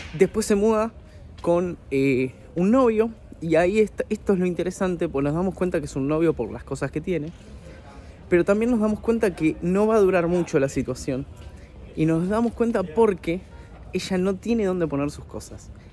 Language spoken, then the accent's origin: Spanish; Argentina; also born or lived in Buenos Aires, Argentina; soy periodista de videojuegos acá en mi país